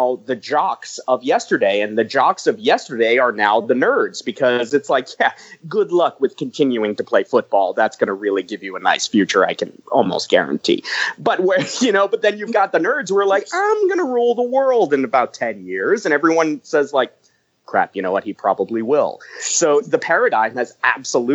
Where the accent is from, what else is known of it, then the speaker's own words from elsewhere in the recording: New York, United States; I grew up on Staten Island in New York